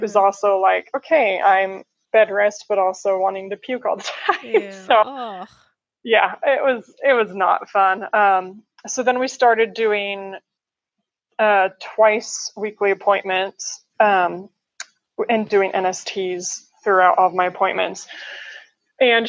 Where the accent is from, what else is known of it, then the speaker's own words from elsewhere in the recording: Colorado, United States; now in Columbus, United States; I was born and raised in Colorado. Now I live in Columbus, Ohio